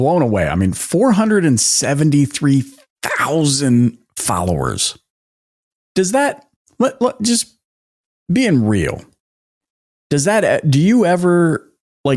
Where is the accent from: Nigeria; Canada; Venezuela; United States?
Canada; accent: Canadian; my Canadian accent, I grew up in Canada